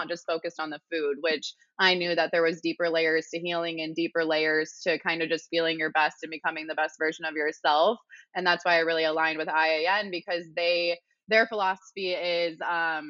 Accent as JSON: {"language": "English", "region": "Midwest", "country": "United States", "moved": "yes", "said": "I'm from the Midwest."}